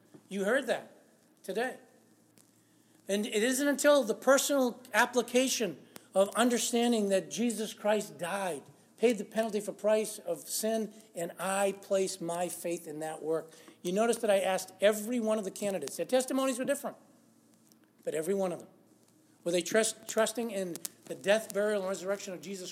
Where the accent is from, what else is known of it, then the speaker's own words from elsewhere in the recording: Lawrence, Massachusetts, United States; I grew up in Lawrence, Massachusetts